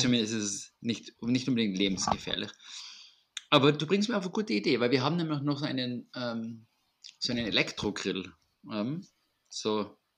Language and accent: German; Austria; bei uns in Österreich